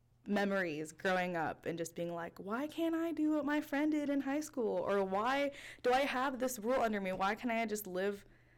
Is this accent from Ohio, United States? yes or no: no; Southern California, United States; moved away; also born or lived in Philippines; parents, they're both from the Philippines, and my sister and I have an older sister. We were both born here. So I was born and raised in Southern California, moved to the Philippines for a little bit, for about 3 years when I was in grade school